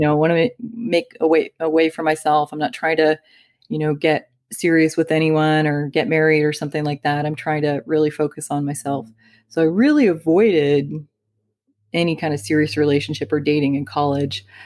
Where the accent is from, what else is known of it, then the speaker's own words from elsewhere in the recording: Midwest, United States; moved away; I came from the Midwest